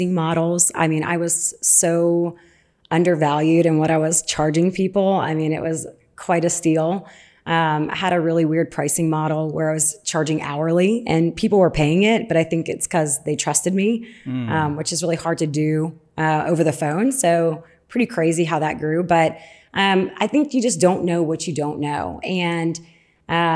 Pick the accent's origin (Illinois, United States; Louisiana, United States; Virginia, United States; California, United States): Louisiana, United States; New Orleans; accent: southern; I'm from New Orleans